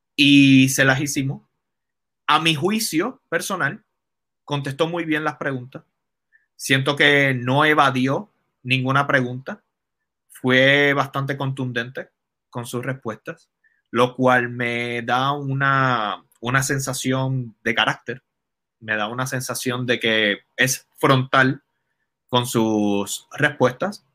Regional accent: Caguas, Puerto Rico; Yo soy de Caguas. Desde que tengo uso de razón, eh, Caguas ha sido un pueblo popular.

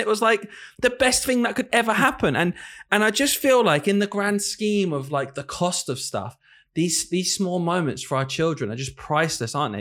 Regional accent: the north of England, United Kingdom; accent: Northern; moved away; I'm from the north of the country

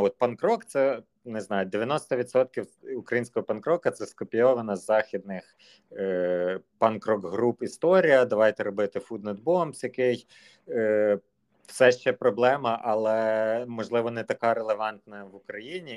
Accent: Zhytomyr, Zhytomyr Oblast, Ukraine; я з Житомира

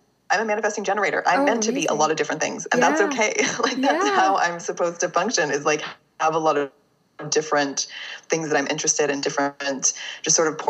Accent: Fort Worth, Texas, United States; moved away as an adult; I am from Fort Worth, Texas. I lived in Texas for the first 23 years of my life. So I'm definitely a Texan.

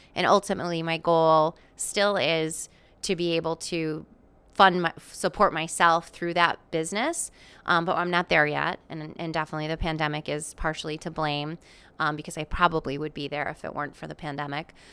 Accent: Chaplin, Connecticut, United States; I was born and raised in Chaplin, Connecticut

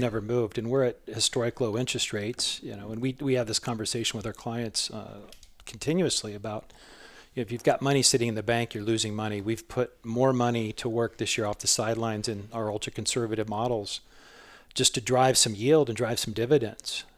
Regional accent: southwest Iowa, United States; moved away as an adult; also born or lived in Florida; now in Chandler, United States; I'm from a small rural town, uh, southwest Iowa

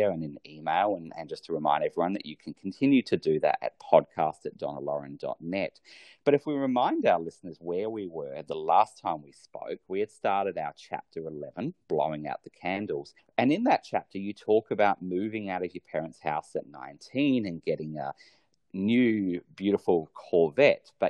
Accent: Australia; my home country, Australia

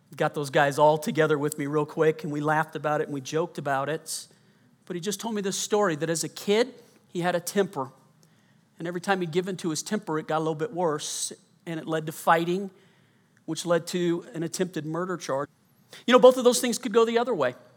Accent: Colorado, United States; also born or lived in Louisiana; I was born in Louisiana, grew up mostly in Colorado

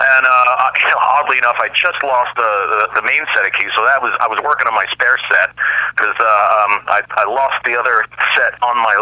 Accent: Long Island, New York, United States; I grew up in Long Island in New York

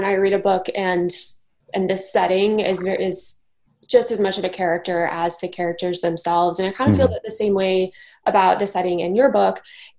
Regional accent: Missouri, United States; moved away as an adult; also born or lived in Brooklyn, New York; now in Jersey City, United States; So I'm from Missouri, but I've lived in the New York area for 6 years, and I first lived in Brooklyn my first 3 years.

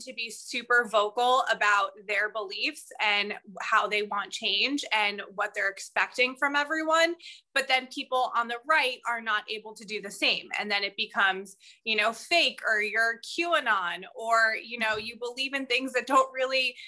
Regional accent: New York, United States; I grew up in New York and I lived in New York City

